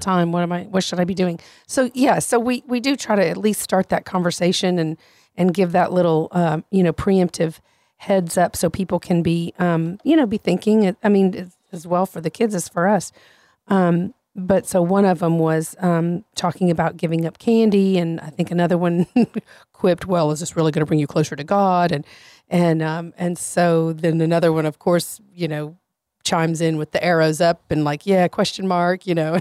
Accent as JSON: {"language": "English", "region": "Louisiana", "country": "United States", "said": "I'm from Louisiana."}